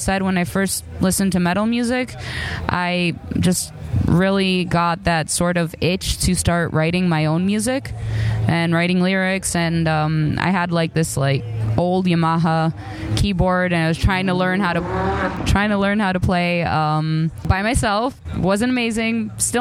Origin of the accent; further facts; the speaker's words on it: Chicago, Illinois, United States; moved away; also born or lived in Greece; I grew up in Chicago and then I moved to Greece